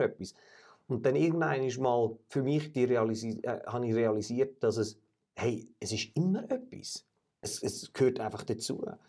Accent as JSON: {"language": "German", "country": "Switzerland", "said": "wir als Schweizer"}